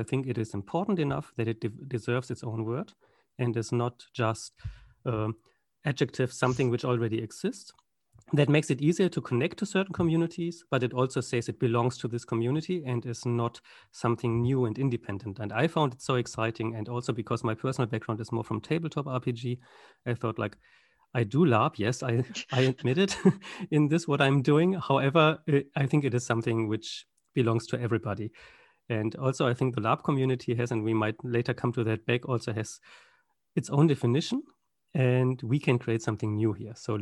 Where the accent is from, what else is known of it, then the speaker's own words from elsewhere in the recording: Germany; accent: German; my accent is German. I'm from Germany